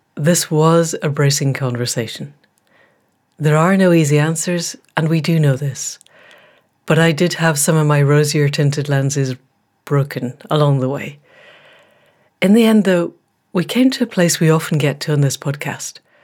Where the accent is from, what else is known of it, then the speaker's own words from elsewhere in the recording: Scotland, United Kingdom; moved away; a fellow Scot